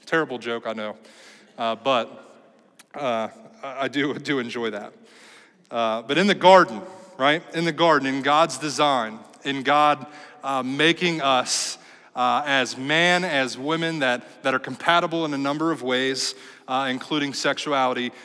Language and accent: English; United States; we, as American Christians